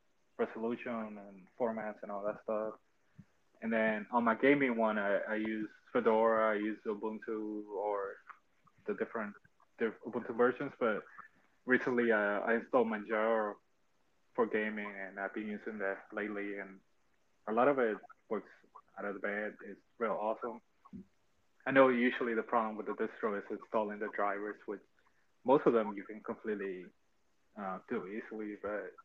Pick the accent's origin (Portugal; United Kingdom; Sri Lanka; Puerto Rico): Puerto Rico; Carolina; I'm from Carolina, Puerto Rico.